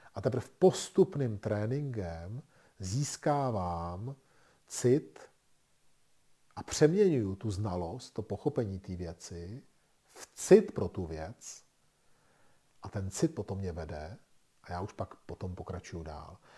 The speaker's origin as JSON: {"language": "Czech", "country": "Czechia", "said": "My jako Češi v tom máme velké zkušenosti s našima zahrádkama a chatama."}